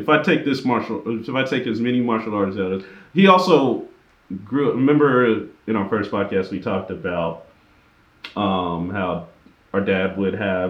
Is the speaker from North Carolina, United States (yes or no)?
no; Alabama, United States; So, when we grew up in Alabama, we still kept doing martial arts.